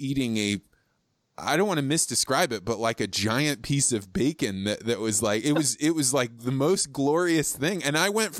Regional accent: Midwest, United States; I grew up in the Midwest.

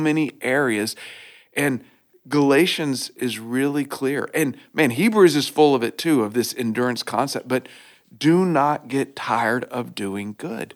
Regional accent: Oklahoma, United States; I grew up in Oklahoma

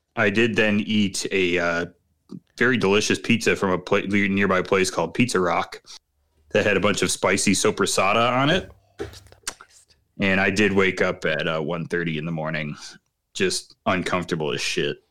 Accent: Chicago, Illinois, United States; as a Chicagoan

